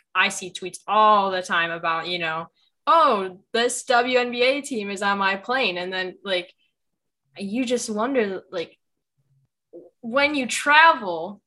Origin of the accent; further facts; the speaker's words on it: Chicago, Illinois, United States; my hometown team